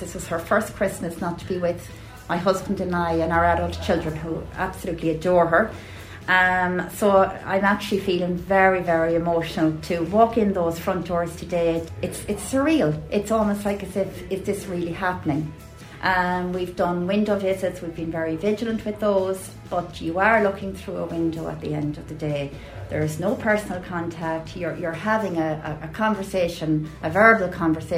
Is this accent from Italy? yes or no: no; Mullingar, Leinster, Ireland; I'm from Mullingar